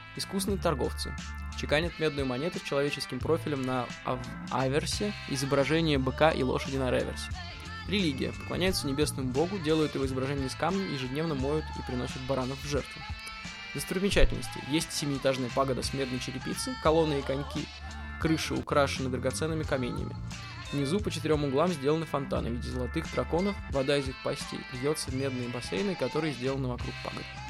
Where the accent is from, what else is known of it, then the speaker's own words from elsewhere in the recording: Russia; из России, из России